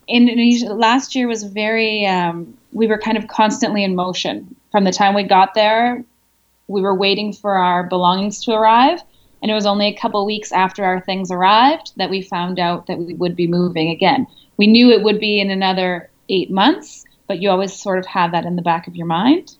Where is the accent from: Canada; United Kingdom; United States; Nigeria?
Canada; moved away as an adult; also born or lived in France; now in Congo